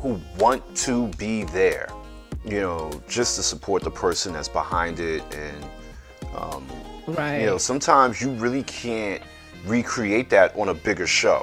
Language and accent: English; New York, United States; as a New Yorker